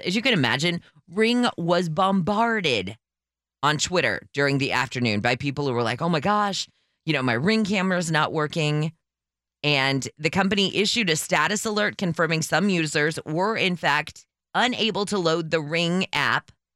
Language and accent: English; California, United States; as a Californian